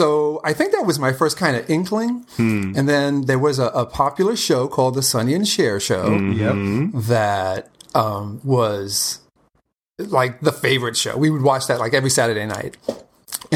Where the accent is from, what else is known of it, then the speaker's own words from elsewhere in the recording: New York City, New York, United States; the native New Yorker, born and raised